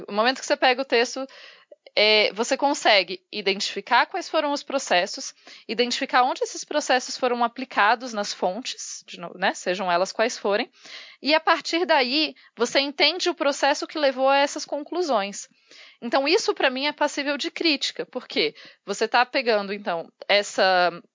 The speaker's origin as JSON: {"language": "Portuguese", "country": "Brazil"}